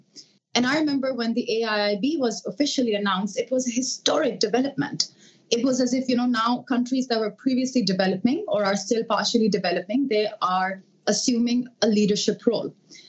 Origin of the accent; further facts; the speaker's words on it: Pakistan; moved away as an adult; now in Beijing, China; as a Pakistani